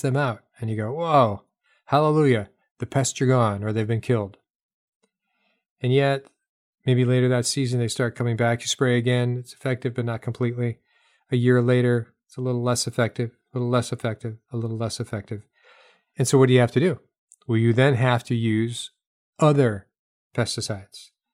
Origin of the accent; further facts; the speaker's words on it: New Hampshire, United States; now in the South, United States; I grew up in New Hampshire